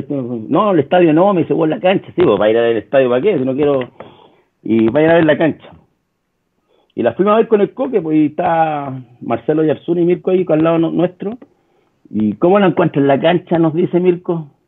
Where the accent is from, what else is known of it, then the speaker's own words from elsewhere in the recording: Copiapó, Atacama, Chile; yo vengo de Copiapó, la cancha era terriblemente mala en ese tiempo, la de Copiapó